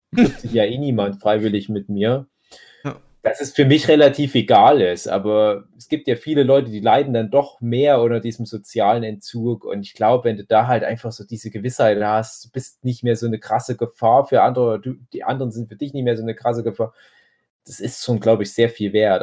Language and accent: German; Erzgebirge, Saxony, Germany; auf einmal hat das Erzgebirge und halt auch mein Heimatdorf extrem erwischt